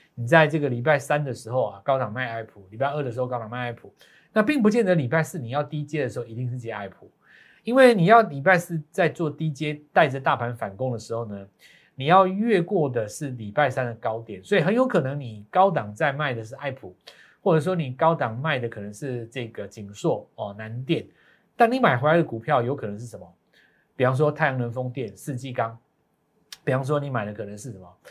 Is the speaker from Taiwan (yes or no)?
yes; Taiwan; 我们在台湾长大的